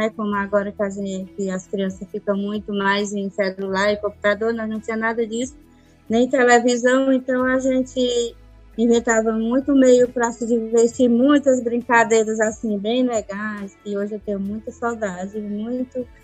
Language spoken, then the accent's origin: Portuguese; Ubajara, Ceará, Brazil; now in Pires Ferreira, Brazil; É de Ubajara, natural de Ubajara.